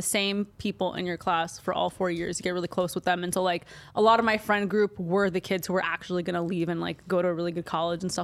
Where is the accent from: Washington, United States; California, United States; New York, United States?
California, United States; Glendale; I grew up in Glendale, I guess, in LA, but I don't really feel like an LA kid because LA is so different than Glendale